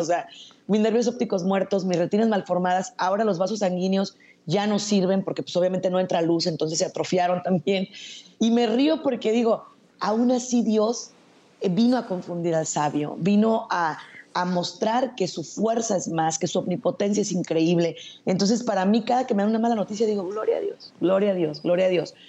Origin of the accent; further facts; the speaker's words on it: Zacatecas, Mexico; now in Tijuana, Mexico; yo soy zacatecana, soy mexicana